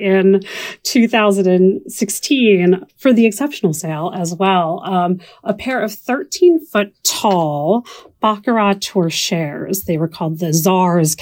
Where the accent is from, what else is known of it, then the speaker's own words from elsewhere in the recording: Philadelphia, Pennsylvania, United States; I am from the Philadelphia area.